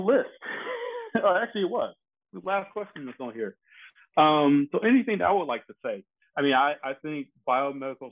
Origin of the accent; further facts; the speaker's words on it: Detroit, Michigan, United States; moved away; growing up in Detroit, I grew up as Motown had was kind of winding down his presence in Detroit